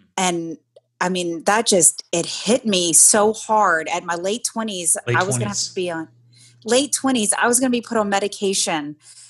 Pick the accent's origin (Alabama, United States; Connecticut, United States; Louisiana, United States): Louisiana, United States; moved away; I grew up in Louisiana, and man, do we love food in Louisiana